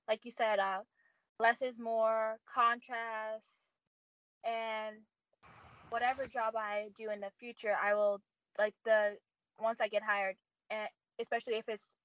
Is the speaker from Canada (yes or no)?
yes; Montreal, Quebec, Canada; I'm from and born in Canada, specifically in Montreal, Quebec, Canada